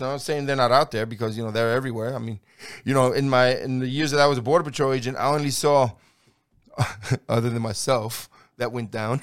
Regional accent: New York City, New York, United States; now in Texas, United States; I grew up in New York City

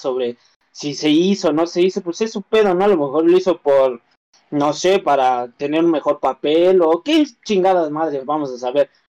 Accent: Mexico; nosotros como mexicanos

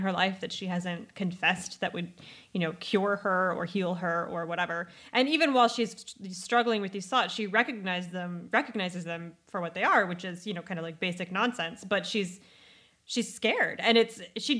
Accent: United States; as Americans

